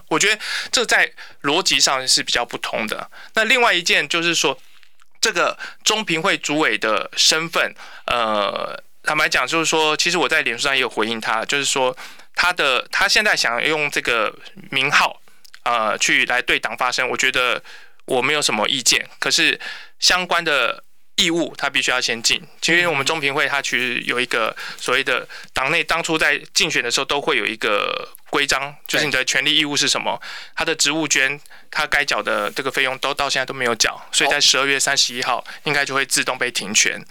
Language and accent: Chinese; Kaohsiung, Taiwan; first language Mandarin; 但是我爸爸是军人，然后所以我们从小在家是讲国语，然后我是到国中的时候开始跟同学学台语